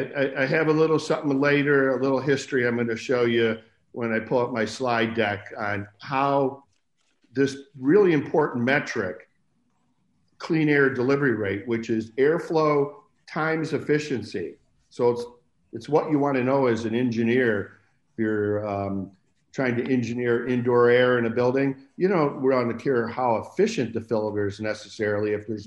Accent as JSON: {"language": "English", "town": "Buffalo", "region": "New York", "country": "United States", "moved": "yes", "said": "I came out from Buffalo, New York in 1971. And I got a job at Lawrence Berkeley Lab"}